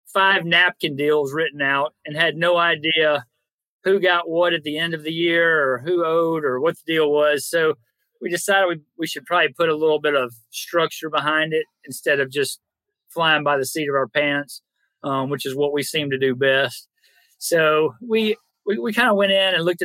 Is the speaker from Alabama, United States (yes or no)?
yes; North Alabama, United States; moved away; We're all from North Alabama